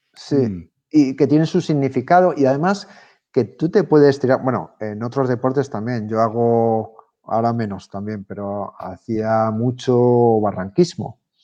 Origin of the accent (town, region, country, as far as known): Spain